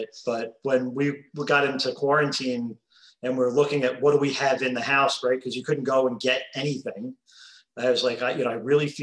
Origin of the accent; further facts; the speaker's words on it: Old Bridge, New Jersey, United States; now in Central Florida, United States; we're from New Jersey, originally.